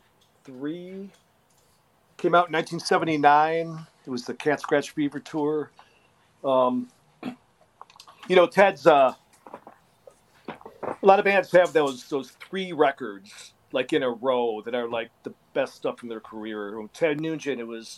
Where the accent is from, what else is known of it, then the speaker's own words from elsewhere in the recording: Detroit, Michigan, United States; I'm from Detroit